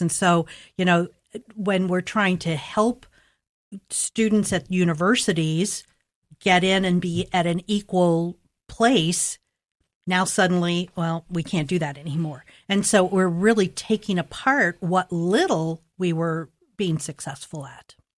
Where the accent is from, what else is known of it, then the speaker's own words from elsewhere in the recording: Columbus, Ohio, United States; I grew up in Linden, and, um, in the sixties and seventies, great neighborhoods